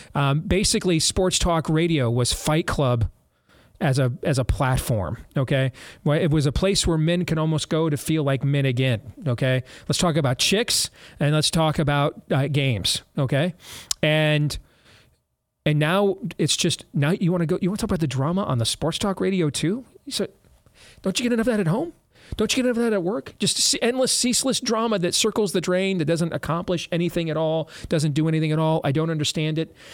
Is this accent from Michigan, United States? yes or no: yes; Michigan, United States; also born or lived in Florida; when we moved to Michigan the weekend before Thanksgiving in nineteen eighty-three, I was ten years old.